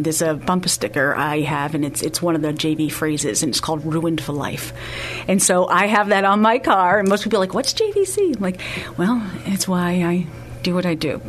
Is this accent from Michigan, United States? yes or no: no; Lynn, Massachusetts, United States; moved away as an adult; also born or lived in New York; now in San Antonio, United States; I am from actually a town called Lynn, Massachusetts